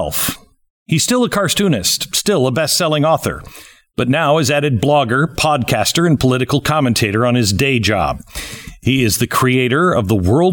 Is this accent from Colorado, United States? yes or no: no; Seattle, Washington, United States; moved away; I grew up in Seattle, and I absolutely love that climate